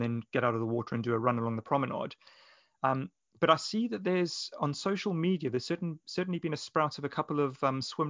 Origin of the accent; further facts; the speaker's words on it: Johannesburg, Gauteng, South Africa; moved away; as a child growing up in Johannesburg in South Africa